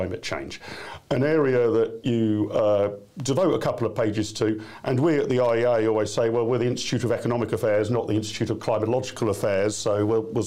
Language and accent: English; Wokingham, South East England, United Kingdom; the constituency of Wokingham, my hometown